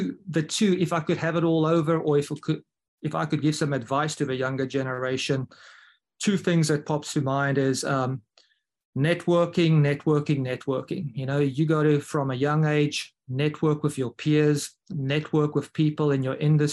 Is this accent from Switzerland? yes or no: no; South Africa; now in Mobile, Alabama, United States; as a South African